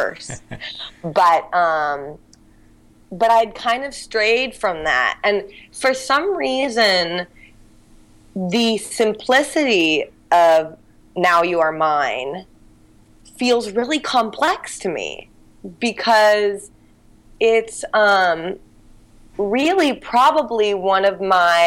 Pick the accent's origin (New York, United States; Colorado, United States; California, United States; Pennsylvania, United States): California, United States; Santa Barbara; now in San Francisco, United States; I grew up in Santa Barbara